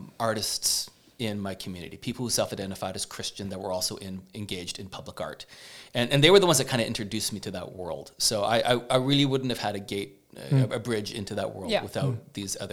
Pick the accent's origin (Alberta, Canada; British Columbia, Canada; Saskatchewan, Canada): British Columbia, Canada; North Shore; moved away as an adult; now in Victoria, Canada; growing up on the North Shore, it's kind of hard to think of being anywhere else